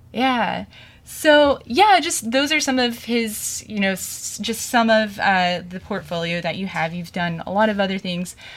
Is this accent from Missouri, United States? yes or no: yes; Springfield, Missouri, United States; I'm from Springfield, Missouri